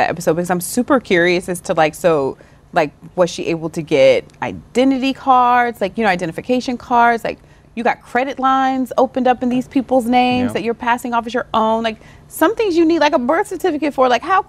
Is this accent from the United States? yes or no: yes; the South, United States; I'm from the South.